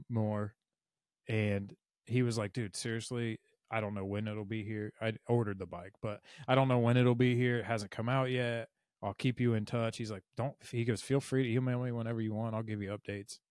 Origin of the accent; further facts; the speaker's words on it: Mobile, Alabama, United States; I'm from Mobile